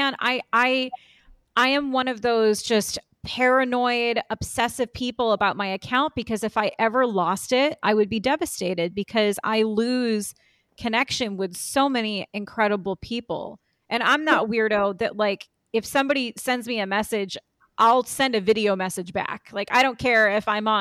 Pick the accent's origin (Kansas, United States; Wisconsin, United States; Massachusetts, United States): Massachusetts, United States; South Shore; We're both from Massachusetts. I grew up in like South Shore area, Kingston, Plymouth, Pembroke